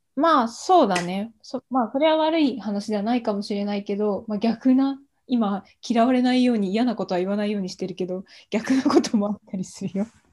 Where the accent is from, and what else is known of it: Japan; born or raised there; moved away